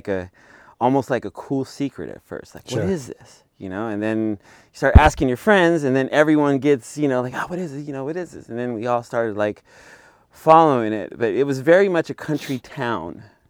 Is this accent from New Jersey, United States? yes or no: no; Bakersfield, California, United States; I'm from Bakersfield, and, born you know